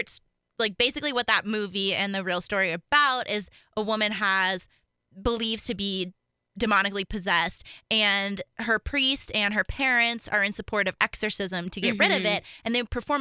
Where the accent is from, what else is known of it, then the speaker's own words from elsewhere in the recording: the Bible Belt, the South, United States; growing up in the Bible Belt